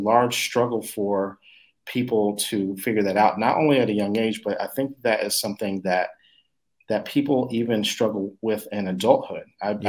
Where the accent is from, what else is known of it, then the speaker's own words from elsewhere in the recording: Texas, United States; now in Dallas, United States; I grew up in Texas I'm in Dallas now, but I've been all over the place.